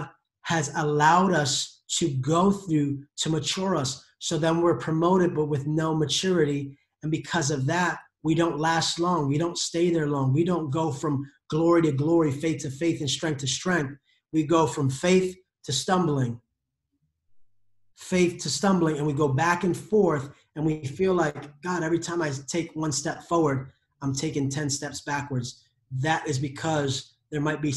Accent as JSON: {"language": "English", "country": "United States", "said": "I am an American"}